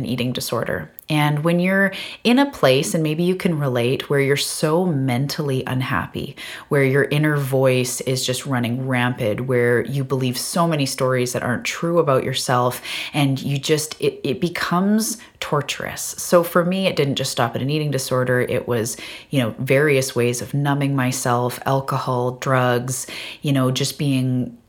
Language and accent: English; Vancouver Island, British Columbia, Canada; I am from Vancouver Island off the west coast of Canada.